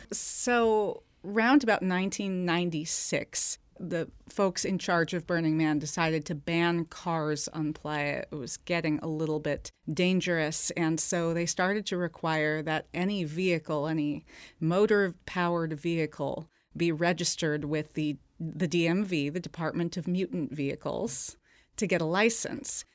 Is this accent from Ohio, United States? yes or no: no; Seattle, Washington, United States; I'm from Seattle.